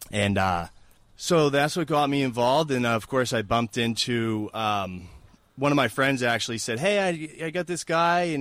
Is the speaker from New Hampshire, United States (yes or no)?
yes; Nashua, New Hampshire, United States; now in Manchester, United States; I am a New Hampshire native. I was born and raised in Nashua. I live yeah. in Manchester now